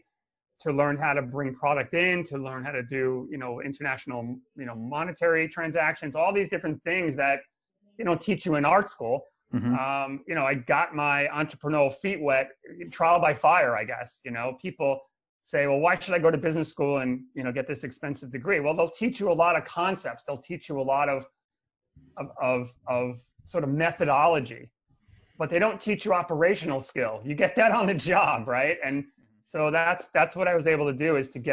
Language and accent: English; New York City, New York, United States; when I was growing up in New York City.